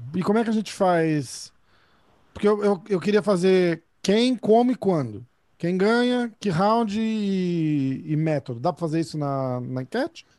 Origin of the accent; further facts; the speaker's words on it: Brazil; eu sou brasileiro